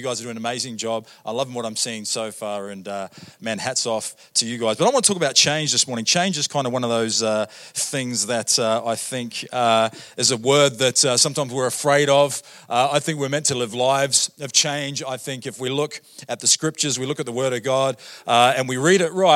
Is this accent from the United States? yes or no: no; New Zealand; moved away as an adult; also born or lived in Australia; now in Canada; I grew up in New Zealand. First 23 years of my life, I lived in New Zealand.